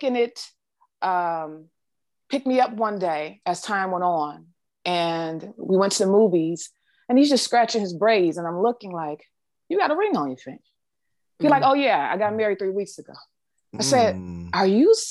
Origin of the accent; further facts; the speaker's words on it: Detroit, Michigan, United States; I'm from Detroit